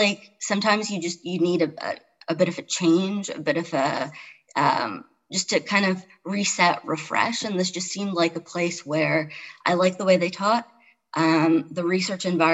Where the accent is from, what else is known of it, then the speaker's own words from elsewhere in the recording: Toronto, Ontario, Canada; moved away as an adult; also born or lived in Chicago; now in Charlottesville, United States; I grew up in Toronto, I lived in Chicago, so I've been like a big city person all my life